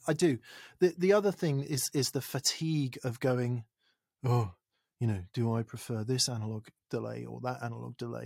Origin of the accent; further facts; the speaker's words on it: England, United Kingdom; I'm English